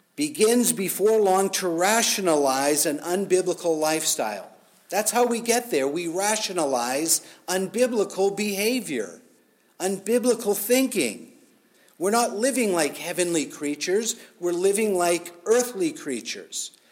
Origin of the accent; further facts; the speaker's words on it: United States; as Americans, as American Christians